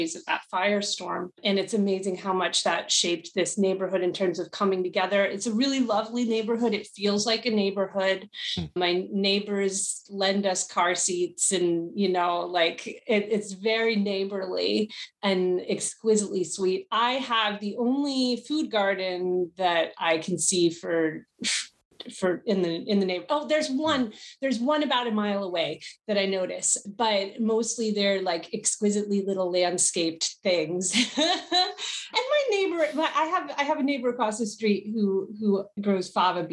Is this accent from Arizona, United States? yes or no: no; New York City, New York, United States; moved away as an adult; also born or lived in California; I come from New York City, so my initial geography was very much shaped by concrete